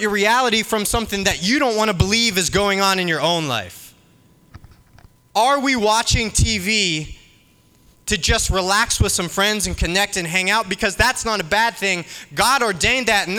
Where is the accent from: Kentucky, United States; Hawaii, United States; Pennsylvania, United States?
Pennsylvania, United States; Pittsburgh; I'm from Pittsburgh